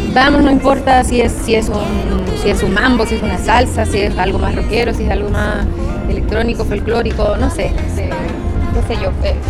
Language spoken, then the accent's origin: Spanish; Viña del Mar, Valparaíso, Chile; moved away as an adult; now in Mexico; sí, soy chilena, nací en Viña del Mar